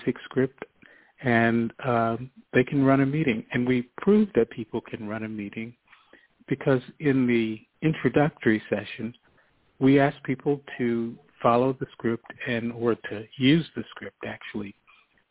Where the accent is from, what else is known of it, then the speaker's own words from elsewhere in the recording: United States; me as an American